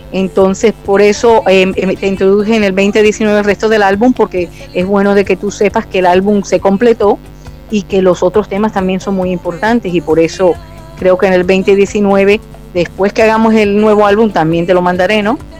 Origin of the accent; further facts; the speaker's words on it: Barranquilla, Atlántico, Colombia; Nací en Barranquilla, Colombia